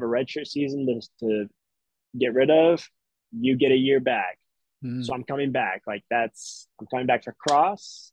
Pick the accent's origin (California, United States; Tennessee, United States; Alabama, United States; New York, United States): Tennessee, United States; now in Boston, United States; I'm from Tennessee